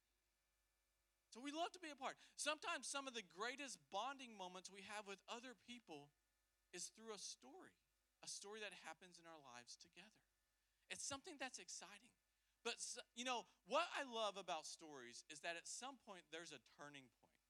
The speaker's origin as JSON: {"language": "English", "region": "the South", "country": "United States", "said": "we're from the South"}